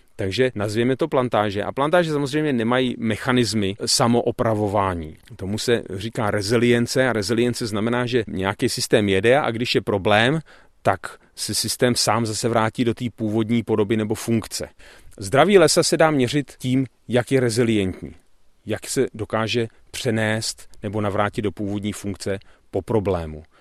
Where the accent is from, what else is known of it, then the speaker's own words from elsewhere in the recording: Bohemia, Czechia; Tady u nás v Čechách